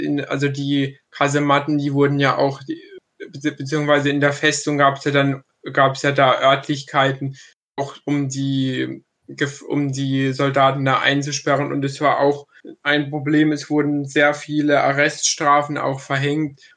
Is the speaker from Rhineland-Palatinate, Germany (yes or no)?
no; Kronau, Baden-Württemberg, Germany; in meinem Heimatdorf